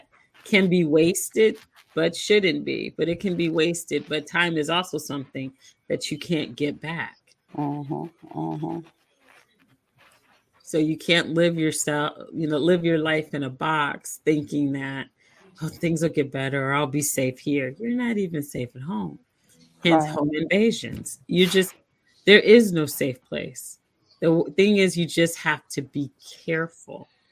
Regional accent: Kansas City, Missouri, United States; now in Arizona, United States; That's always going to be my hometown

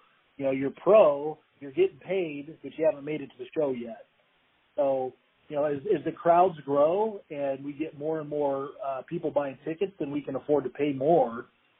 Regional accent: Meridian, Idaho, United States; I'm from Meridian. I live here now. I've got kids and a wife, and I definitely wouldn't move anywhere else.

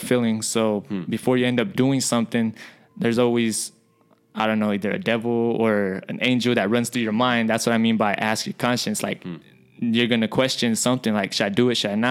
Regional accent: Alamogordo, New Mexico, United States; also born or lived in Santo Domingo Pueblo, New Mexico; now in Albuquerque, United States; I'm from Alamogordo, New Mexico

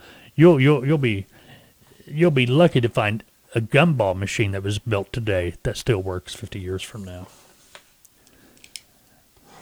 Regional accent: Arkansas, United States; Arkansas, my home state where we originate this broadcast

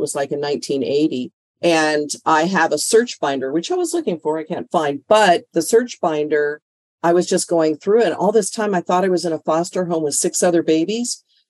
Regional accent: Canada; born there; It's actually, I was born in Canada. So It was a little different in Canada.

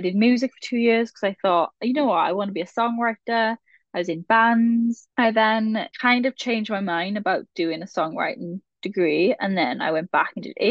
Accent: the Welsh Valleys, Wales, United Kingdom; I'm from the Welsh Valleys. I'm from a proper, very Welsh area, Strigunlais

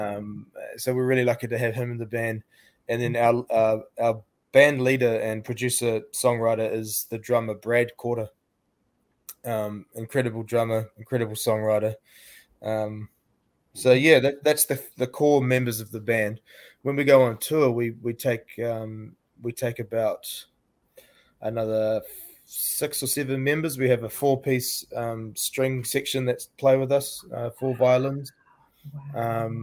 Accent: New Zealand; we're from Aotearoa, New Zealand

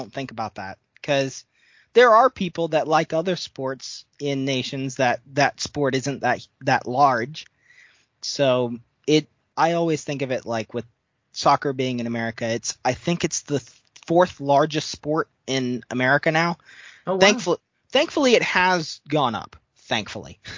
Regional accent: United States; as an American

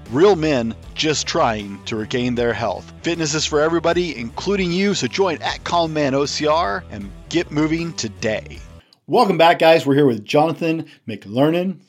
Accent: the South, United States; I'm a Southerner, uh, by birth

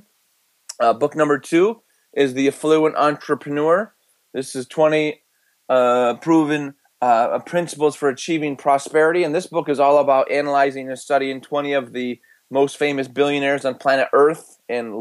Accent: Michigan, United States; I was born and raised in Michigan

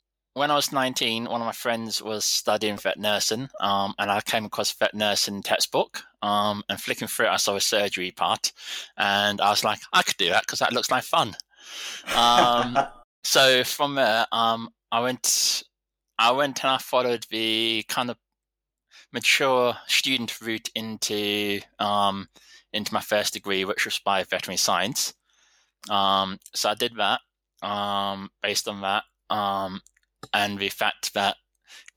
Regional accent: London, United Kingdom; moved away; also born or lived in Slovakia; I grew up in London.

